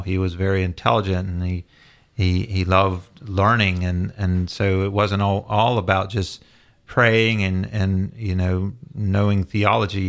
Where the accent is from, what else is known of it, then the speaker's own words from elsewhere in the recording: the South, United States; growing up in the South